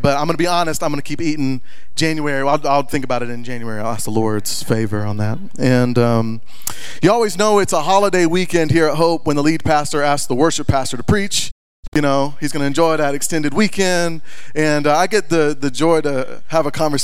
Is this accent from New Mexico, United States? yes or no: no; Texas, United States; moved away as an adult; now in Montana, United States; we just moved from the great state of Texas. And we came to be Montanans, okay? Now, we're from Texas.